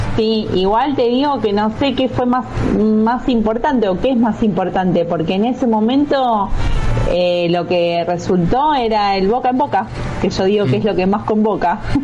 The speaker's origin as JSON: {"language": "Spanish", "region": "southern Buenos Aires Province", "country": "Argentina", "tie": "born or raised there", "said": "yo soy de Huile, mm. nací acá en Huile o sea, es zona sur de provincia de Buenos Aires"}